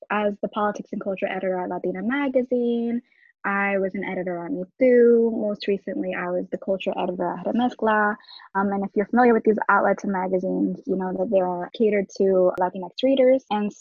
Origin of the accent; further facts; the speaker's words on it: Orlando, Florida, United States; also born or lived in New York; I was born in New York and raised in Orlando.